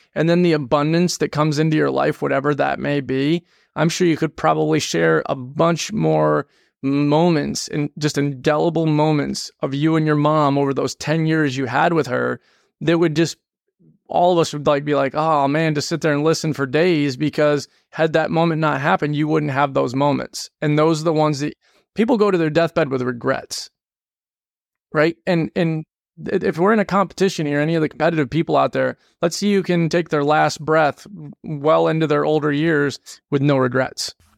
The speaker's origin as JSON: {"language": "English", "region": "New England", "country": "United States", "tie": "born or raised there", "also_born_or_lived": "Georgia", "moved": "as an adult", "said": "We grew up in New England"}